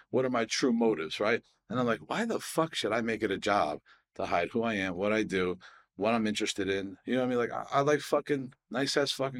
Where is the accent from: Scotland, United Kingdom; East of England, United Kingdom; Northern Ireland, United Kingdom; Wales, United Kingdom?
Scotland, United Kingdom; Harris; I'm fucking like, I'm from Harris, you know, like we don't have trees.